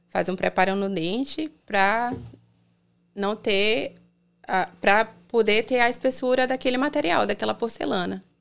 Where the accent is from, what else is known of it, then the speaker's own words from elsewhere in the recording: Salvador, Bahia, Brazil; moved away as an adult; now in United States; Eu sou de Salvador